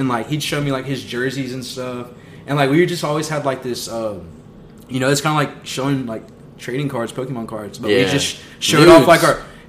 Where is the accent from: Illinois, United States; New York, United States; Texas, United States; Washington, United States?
Texas, United States; Wichita Falls; We grew up in City View.